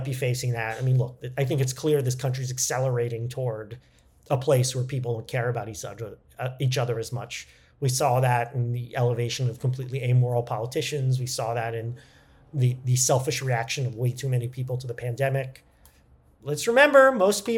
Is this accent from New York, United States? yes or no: yes; New York, United States; we're both from New York